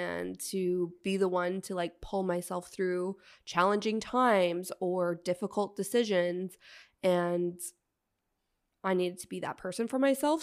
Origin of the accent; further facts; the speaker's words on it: outside of Toronto, Ontario, Canada; the little white town I grew up